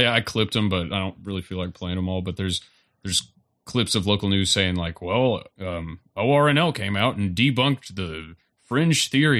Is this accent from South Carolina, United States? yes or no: no; Roane County, Tennessee, United States; I grew up in Roan County